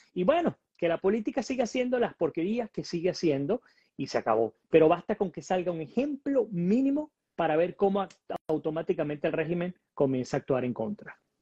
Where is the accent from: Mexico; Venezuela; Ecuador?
Venezuela; nosotros como venezolanos